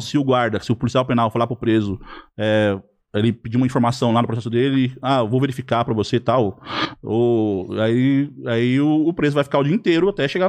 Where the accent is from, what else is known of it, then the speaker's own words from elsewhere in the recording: Lavínia, São Paulo, Brazil; now in Mirandópolis, Brazil; Eu sou lavinense, sou lá da sua região